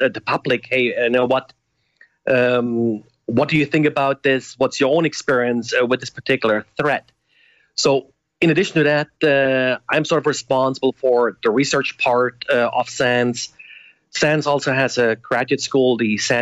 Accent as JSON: {"language": "English", "country": "Germany", "tie": "born or raised there", "moved": "as an adult", "lives_now": "United States", "said": "I grew up originally in Germany and I came to the US as a graduate student"}